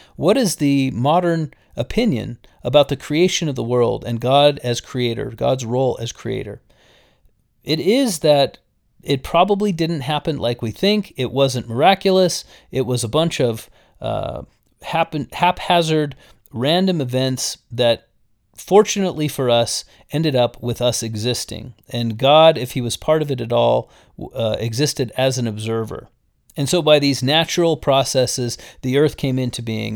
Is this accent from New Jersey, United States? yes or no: no; Las Vegas, Nevada, United States; having grown up in Las Vegas